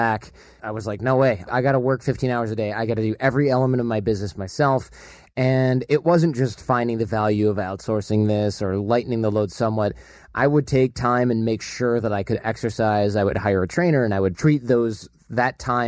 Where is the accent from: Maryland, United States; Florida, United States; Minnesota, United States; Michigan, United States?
Michigan, United States; we grew up in Michigan